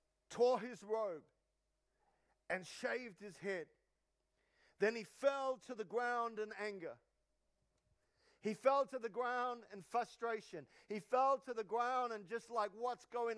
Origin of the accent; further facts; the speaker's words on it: New Zealand; I'm from New Zealand